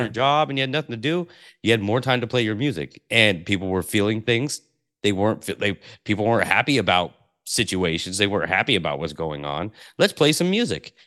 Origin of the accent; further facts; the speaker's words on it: Portland, Oregon, United States; I grew up in Portland, Oregon